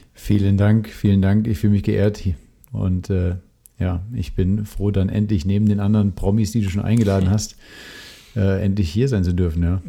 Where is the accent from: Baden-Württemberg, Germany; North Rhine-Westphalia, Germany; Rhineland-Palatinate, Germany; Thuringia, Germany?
Rhineland-Palatinate, Germany; Mendig; moved away; Ich bin eigentlich in Mendig aufgewachsen, was nochmal südlich von, von Bonn eine gute halbe Stunde ist. Gehört auch noch zu Rheinland-Pfalz